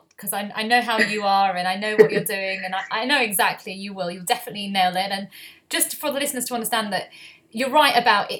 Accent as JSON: {"language": "English", "town": "Leeds", "region": "Yorkshire and the Humber", "country": "United Kingdom", "moved": "yes", "said": "I'm actually originally from Leeds. I'm from Harpz's ends, as I would say."}